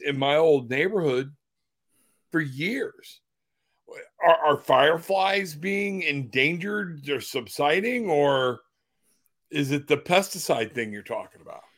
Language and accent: English; Florida, United States; I'm from Florida